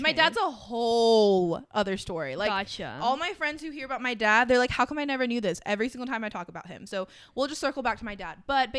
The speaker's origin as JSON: {"language": "English", "country": "United States", "tie": "born or raised there", "said": "Well, obviously, I wasn't born in Latin America. I was born in America."}